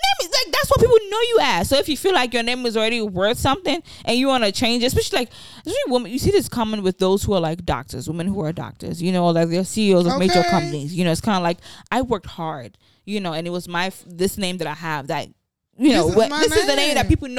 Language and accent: English; Nigeria; I'm Nigerian